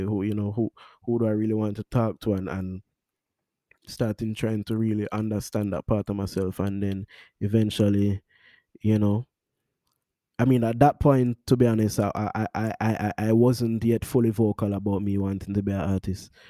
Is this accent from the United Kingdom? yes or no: no; Kingston, Jamaica; I'm from Kingston, Jamaica, Stony Hill, one place I ever born and grow